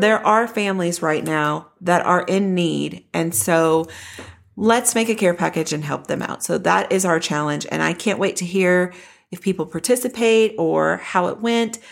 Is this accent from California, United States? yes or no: no; Denton, Texas, United States; This is my hometown. I grew up in Denton